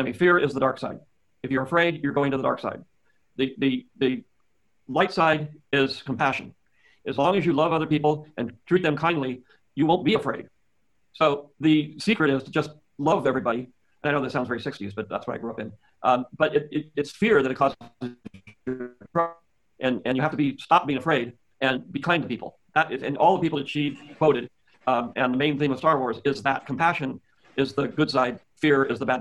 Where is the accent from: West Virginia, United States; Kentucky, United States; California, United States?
California, United States; San Francisco; I'm from California. I'm from San Francisco